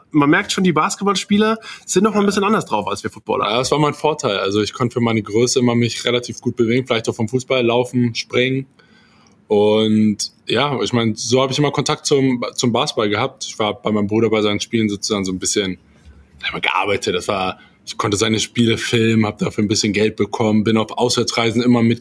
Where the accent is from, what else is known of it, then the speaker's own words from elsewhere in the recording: Salzgitter, Lower Saxony, Germany; Salzgitter vor genau ein bisschen mehr als 30 Jahren. Ja. Ja, nichts Besonderes eigentlich mit aufgewachsen.